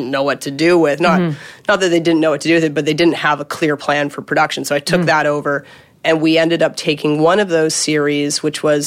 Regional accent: Canada; now in Los Angeles, United States; I'm a Canadian

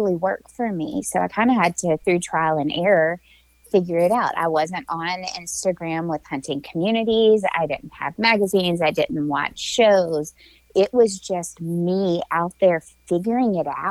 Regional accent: Tennessee, United States; also born or lived in Alabama; I hail from the Southeast. I'm a Tennessee girl that spent a little bit of time in my young adult life in Alabama.

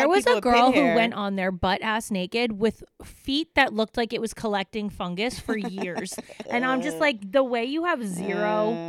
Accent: United States; also born or lived in New York; I'm from Jersey and New York

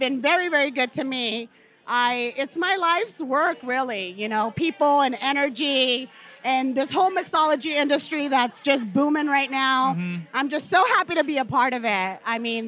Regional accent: Long Beach, California, United States; I'm actually from Long Beach

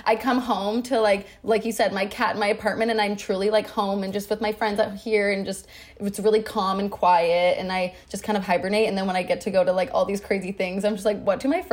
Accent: Vancouver, British Columbia, Canada; I grew up born and raised Vancouver gal, born and raised Canadian.

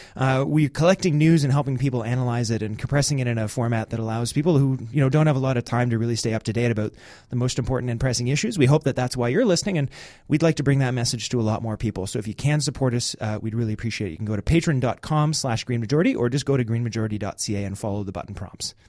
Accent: Canada; mine as a Canadian's

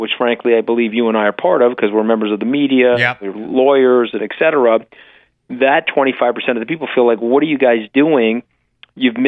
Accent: Long Island, New York, United States; we're from Long Island

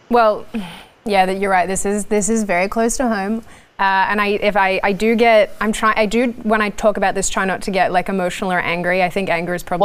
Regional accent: Australia; moved away as an adult; also born or lived in Washington, D.C., United States; now in United States; an Aussie who's moved to the US

